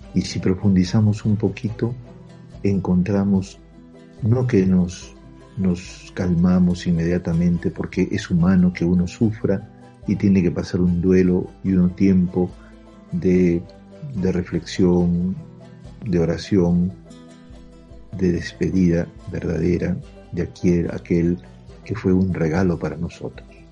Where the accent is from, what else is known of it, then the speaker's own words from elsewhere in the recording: Peru; como peruanos y como peruanos humildes y sencillos